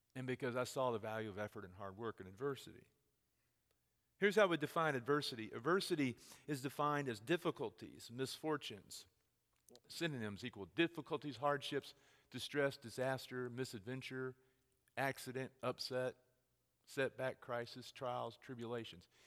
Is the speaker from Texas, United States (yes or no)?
yes; Texas, United States; moved away; I'm from Texas.